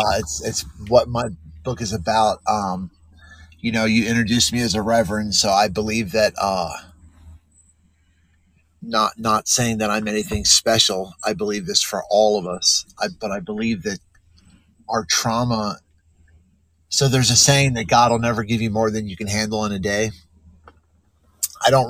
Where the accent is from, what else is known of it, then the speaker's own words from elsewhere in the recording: South New Jersey, United States; I was born in South New Jersey